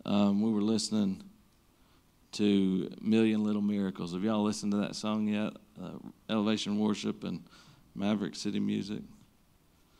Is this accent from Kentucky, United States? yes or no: yes; Magoffin County, Kentucky, United States; I'm from McGoffin County